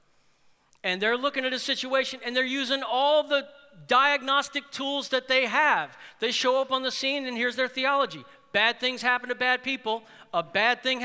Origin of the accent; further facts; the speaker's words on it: New Orleans, Louisiana, United States; I'm from New Orleans. I was born in New Orleans, and I lived in New Orleans.